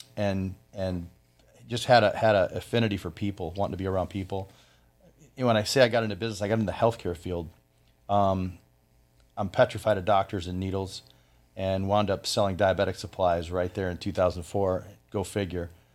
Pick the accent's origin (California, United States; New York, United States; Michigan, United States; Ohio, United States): Michigan, United States; Flint; moved away as an adult; also born or lived in Orlando, Florida; now in Florida, United States; I am from Flint, Michigan